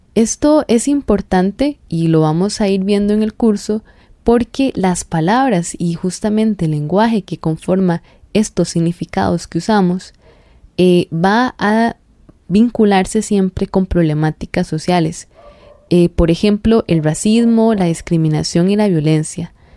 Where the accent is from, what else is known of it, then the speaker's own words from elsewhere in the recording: Costa Rica; nosotros como costarricenses